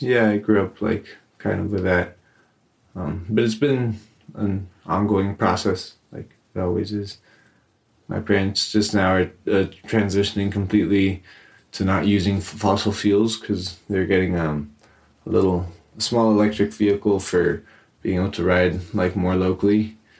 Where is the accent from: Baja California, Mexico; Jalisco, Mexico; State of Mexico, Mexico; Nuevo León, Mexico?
State of Mexico, Mexico; Amecameca; I grew up in Amecameca, which is uh, very near Mexico City